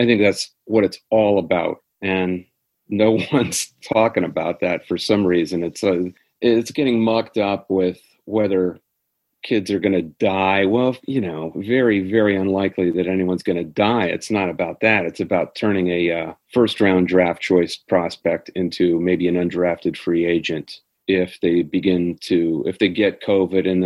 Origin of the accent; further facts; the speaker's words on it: Midwest, United States; I grew up in the Big Ten. I grew up in the Midwest